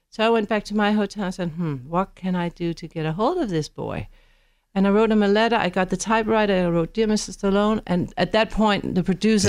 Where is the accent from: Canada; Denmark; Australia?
Denmark; moved away as an adult; I came from Denmark